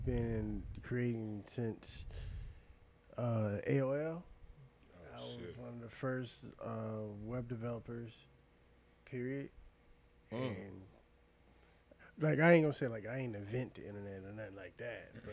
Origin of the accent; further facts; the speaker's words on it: Chesapeake, Virginia, United States; also born or lived in Portsmouth, Virginia / Washington metropolitan area (DMV); I grew up in Chesapeake